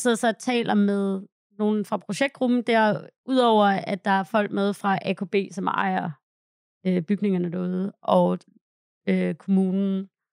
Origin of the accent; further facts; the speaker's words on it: Hvide Sande, Central Denmark Region, Denmark; moved away; Min bedstefar og min bedstemor havde startet en skibsprovianteringskøbmandsforretning i Hvide Sande, hvor jeg er fra